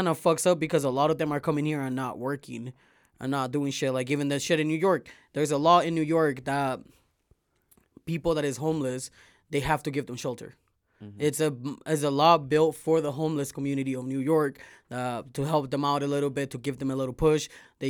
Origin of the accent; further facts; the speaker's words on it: Venezuela; also born or lived in Miami; I grew up with Cubans in Venezuela, in Miami.